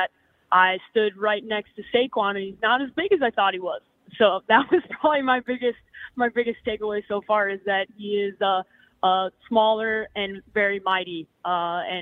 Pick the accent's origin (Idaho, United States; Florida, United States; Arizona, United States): Arizona, United States; Scottsdale; I'm from Scottsdale, Arizona, so it's a little chilly for me here in Atlanta